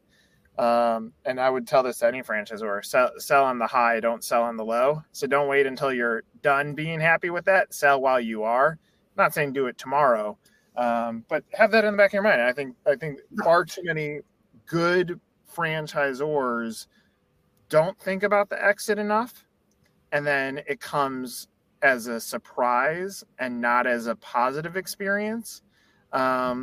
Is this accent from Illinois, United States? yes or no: yes; Chicago, Illinois, United States; now in Atlanta, United States; I grew up in Chicago